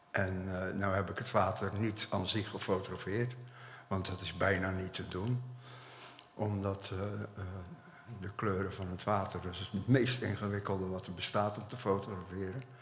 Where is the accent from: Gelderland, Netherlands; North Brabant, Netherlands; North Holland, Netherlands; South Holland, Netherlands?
South Holland, Netherlands; Dordrecht; we komen allemaal uit Dordrecht. Het werk is in Dordrecht gemaakt.